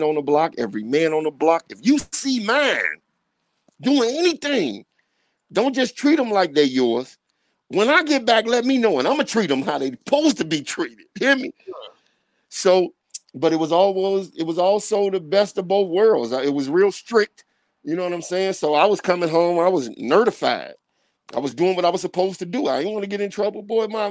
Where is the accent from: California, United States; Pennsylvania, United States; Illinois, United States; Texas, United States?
Illinois, United States; Chicago; I'm from the 3130 in the south side of Chicago. I'm from the last project on the south side of Chicago